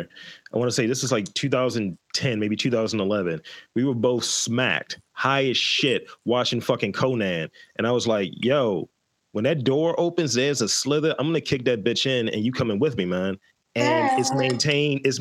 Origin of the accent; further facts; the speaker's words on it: Baltimore, Maryland, United States; I'm from Baltimore